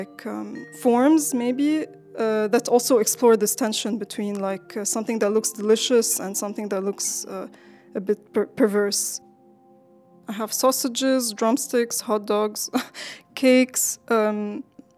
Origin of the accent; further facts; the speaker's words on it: Lebanon; I'm from Lebanon